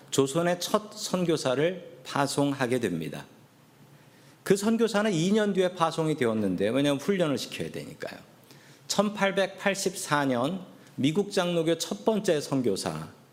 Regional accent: South Korea; also born or lived in San Francisco area, United States; now in United States; 제가 한국 사람인 것을 알면

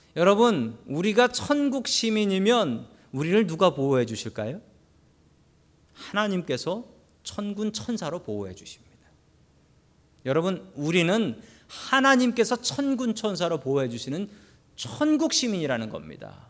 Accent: South Korea; moved away as an adult; now in United States; 내가 한국 사람이니까

